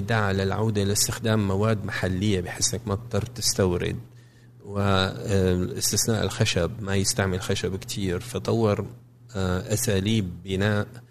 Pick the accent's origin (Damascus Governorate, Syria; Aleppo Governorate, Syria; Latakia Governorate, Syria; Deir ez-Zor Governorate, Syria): Damascus Governorate, Syria; Damascus; moved away as an adult; now in Cambridge, United States; عشت في سوريا لغايه ما كان عمري 24 سنه